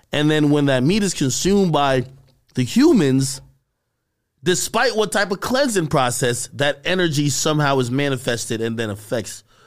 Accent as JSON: {"language": "English", "country": "Jamaica", "said": "I'm a Jamaican"}